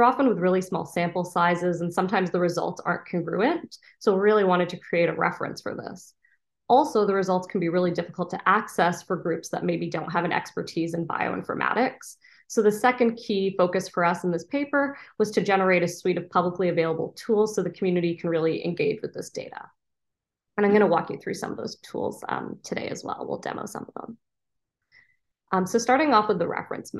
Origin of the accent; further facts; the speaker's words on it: Canada; moved away as an adult; also born or lived in Ontario, Canada / Boston, United States; now in San Diego, United States; I'm originally from Canada